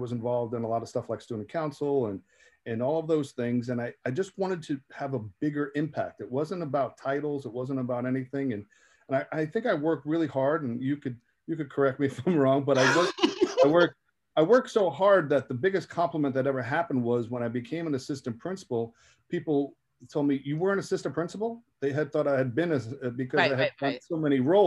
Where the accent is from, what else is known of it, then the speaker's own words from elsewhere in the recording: Jersey City, New Jersey, United States; I was from Jersey City